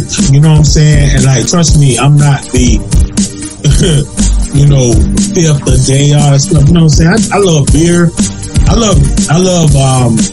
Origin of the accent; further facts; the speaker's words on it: Zebulon, North Carolina, United States; We are born and raised, we done said the name so many times, Z-Times, Zebulon, North Carolina. We born and raised in the South, North Carolina